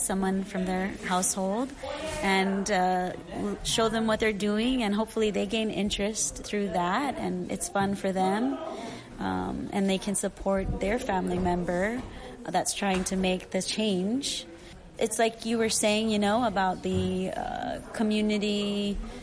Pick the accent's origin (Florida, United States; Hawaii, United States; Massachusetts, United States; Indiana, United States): Hawaii, United States; Maui; also born or lived in Texas / Molokai; I was born in Texas, but I was fortunate enough to be raised on Maui, and then later on moved here to Molokai when I met my husband